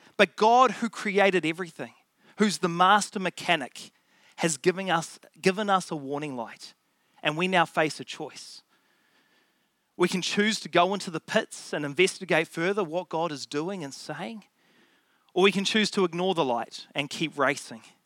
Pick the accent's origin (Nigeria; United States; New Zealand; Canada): New Zealand; Auckland; I grew up in Auckland